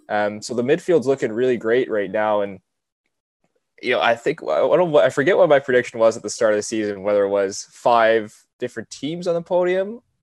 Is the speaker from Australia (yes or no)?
no; Canada; just as a Canadian and supporting Canadian drivers.